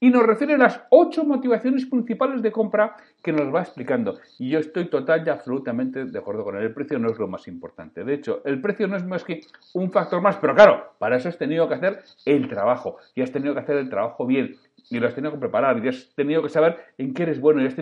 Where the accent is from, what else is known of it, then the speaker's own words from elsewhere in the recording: Bilbao, Basque Country, Spain; mira, pues los que somos de Bilbao, pues podemos pagar el precio más caro.